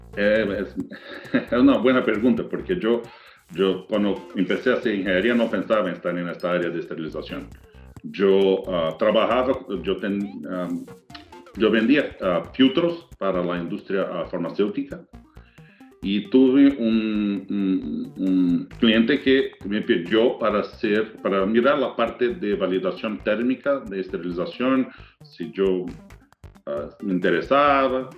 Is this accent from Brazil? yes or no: yes; Brazil; accent: Portuñol; Spanish is a second language; moved away as an adult; now in United States; yo soy brasileño